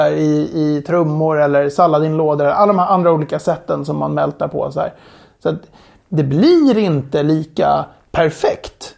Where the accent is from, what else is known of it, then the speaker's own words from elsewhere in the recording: Sweden; Vi är sex stycken svenskar